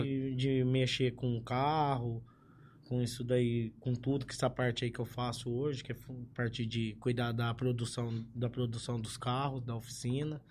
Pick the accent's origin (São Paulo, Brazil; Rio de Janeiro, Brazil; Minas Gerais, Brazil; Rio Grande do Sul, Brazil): São Paulo, Brazil; Ribeirão Preto; Sou daqui mesmo de Ribeirão, aqui do bairro da Vila Tibério